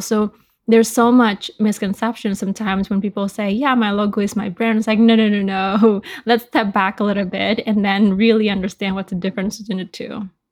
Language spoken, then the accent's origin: English; Bali, Indonesia; me growing up in Bali, Indonesia, surrounded by all things tourism